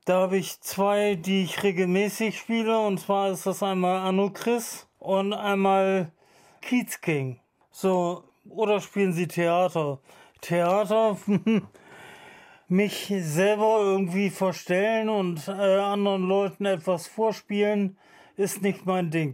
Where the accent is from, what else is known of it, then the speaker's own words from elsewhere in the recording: Bremen, Germany; ich bin aus Bremen-Osterholz, ich lebe da seit meiner Geburt und meine ganze Familie lebt da seit Ewigkeiten